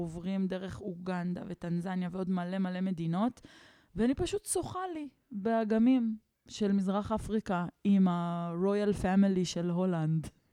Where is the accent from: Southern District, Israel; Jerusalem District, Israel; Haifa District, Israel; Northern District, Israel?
Jerusalem District, Israel; Neve Shalom; כשעברנו לנווה שלום, כשהייתי בת שבע